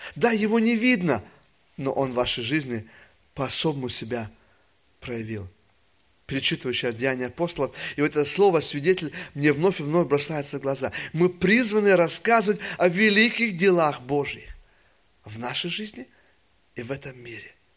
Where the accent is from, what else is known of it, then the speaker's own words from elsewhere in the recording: Russia; Я же вырос в России во время еще атеизма